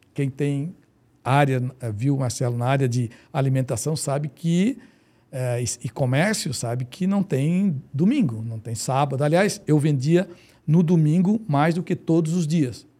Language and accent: Portuguese; Florianópolis, Santa Catarina, Brazil; eu sou manezinho da gema